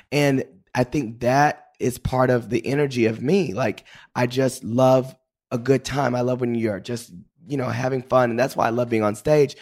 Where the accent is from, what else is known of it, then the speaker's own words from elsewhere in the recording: Paris, Texas, United States; also born or lived in Dallas; I grew up in Paris, Texas.